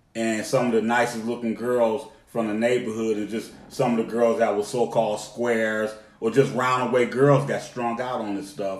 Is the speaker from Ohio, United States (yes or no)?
yes; Cleveland, Ohio, United States; now in Atlanta, United States; I rep ATL, but I'm from Cleveland. I rep Cleveland. That's where I'm from, born and raised.